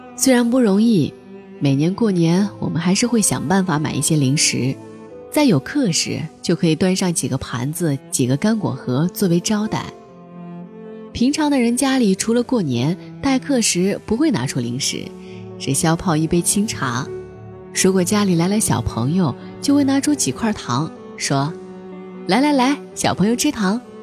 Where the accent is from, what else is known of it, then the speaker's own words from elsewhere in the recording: Beijing, China; also born or lived in Nanchang, Jiangxi / Zhuzhou, Hunan; 我大部分的童年是在株洲和北京度过的。文革中期，我出生于江西南昌。一九七六年底我跟随父亲迁居北京